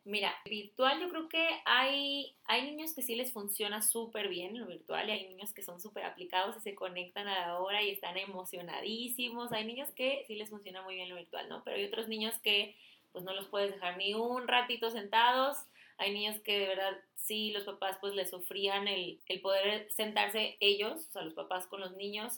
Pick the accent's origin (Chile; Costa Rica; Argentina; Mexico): Mexico; Sinaloa; moved away; me fui para Mochis, yo soy de Sinaloa